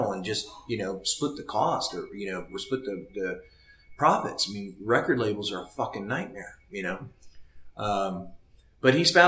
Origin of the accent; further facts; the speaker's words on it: Seattle, Washington, United States; I came from Seattle